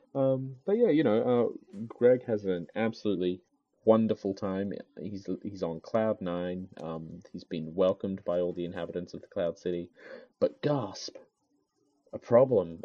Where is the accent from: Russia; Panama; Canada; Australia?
Australia; I'm an Australian